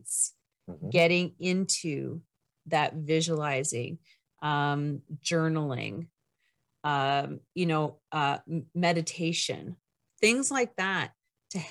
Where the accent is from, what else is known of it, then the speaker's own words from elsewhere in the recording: Canada; I'm Canadian